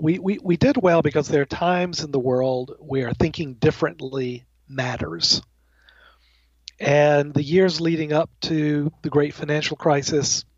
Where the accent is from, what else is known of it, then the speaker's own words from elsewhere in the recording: Alabama, United States; now in Connecticut, United States; I'm originally from the South. I'm from Alabama, the heart of Dixie